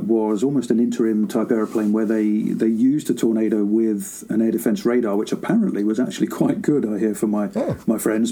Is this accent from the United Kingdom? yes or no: yes; Scotland, United Kingdom; also born or lived in Singapore; We came to the UK when I was 5 or 6, went to school in Scotland